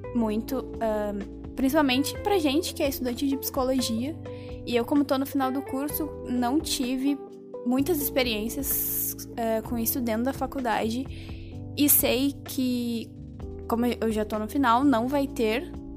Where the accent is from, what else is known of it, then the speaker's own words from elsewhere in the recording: Curitiba, Paraná, Brazil; moved away; eu sou de Curitiba